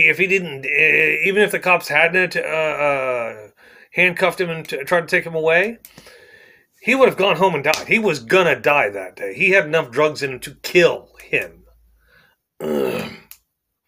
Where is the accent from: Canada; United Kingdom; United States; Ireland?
United States; Plainview; I was born in the ghetto here. I was born in Plainview, which back when I was born in 1980 was a slum